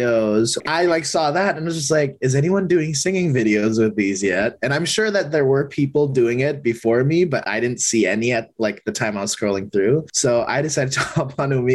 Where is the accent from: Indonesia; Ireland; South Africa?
Indonesia; now in Los Angeles, United States; growing up in Indonesia